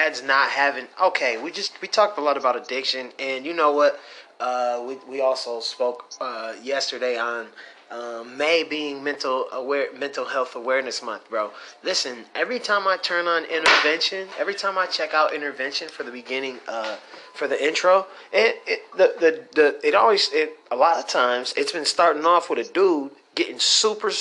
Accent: Michigan, United States; I'm from Michigan

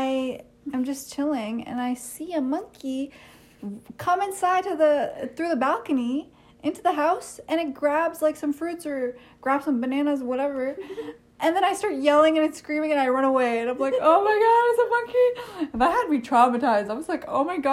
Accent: Canada; also born or lived in India; when I was four is when we moved here.

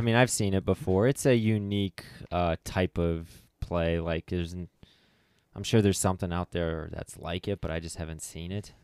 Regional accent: Springfield, United States; I'm from the Springfield area

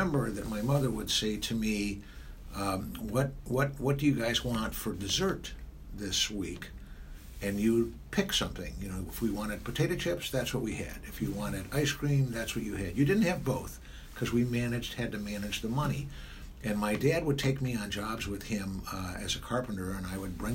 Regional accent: Warrensville Heights, Ohio, United States; also born or lived in Cleveland, Ohio (Kinsman); I was born on 123rd in Kinsman. We moved up to 132nd and 147th. And finally, we got rich and moved to Warrensville Heights

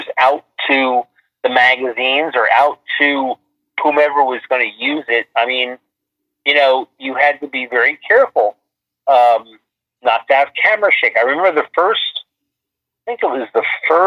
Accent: New York City, New York, United States; also born or lived in Westchester, New York; I was from Brooklyn originally, then Westchester

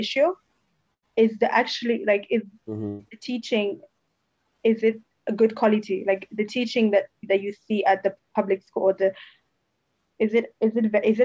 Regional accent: Rwanda; we're from Rwanda

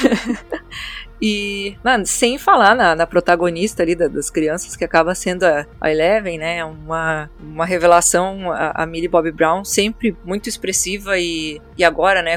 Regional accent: Santa Maria, Rio Grande do Sul, Brazil; sou de Santa Maria, no Rio Grande do Sul

